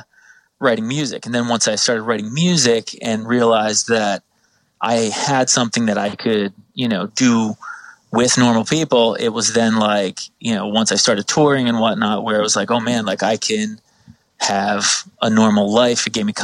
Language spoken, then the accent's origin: English; New Jersey, United States; I'm from South Jersey.